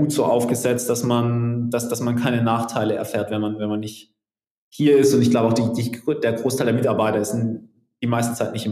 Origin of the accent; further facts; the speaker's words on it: Southern Germany, Germany; Ich komme aus Süddeutschland.